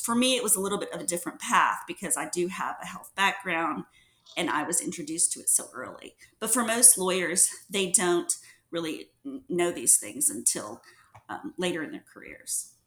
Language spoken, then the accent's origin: English; Mississippi Gulf Coast, United States; moved away as an adult; also born or lived in New Orleans, Louisiana; now in Houston, United States; I'm originally from the Mississippi Gulf Coast